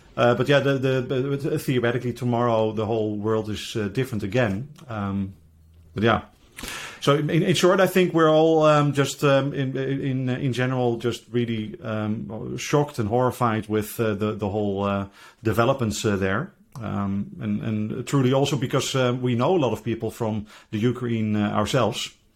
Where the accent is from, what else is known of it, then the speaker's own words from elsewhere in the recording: Netherlands; I'm from the Netherlands